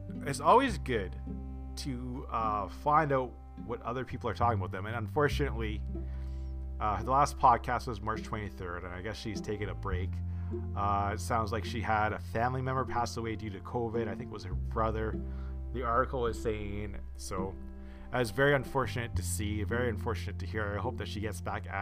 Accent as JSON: {"language": "English", "country": "Canada", "said": "I'm from Canada"}